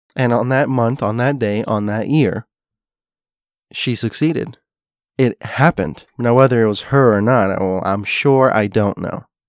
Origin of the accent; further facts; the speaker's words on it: South Florida, United States; also born or lived in Hialeah, Florida; I grew up in South Florida, as you know, and for a brief spell of my life, I lived in a place called Hialeah.